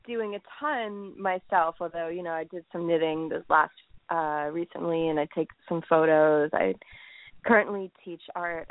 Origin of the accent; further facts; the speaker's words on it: New York, United States; I'm from New York.